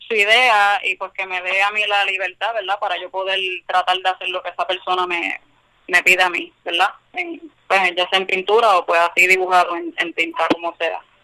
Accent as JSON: {"language": "Spanish", "town": "San Juan", "country": "Puerto Rico", "lives_now": "Camuy, Puerto Rico", "said": "Vengo de San Juan"}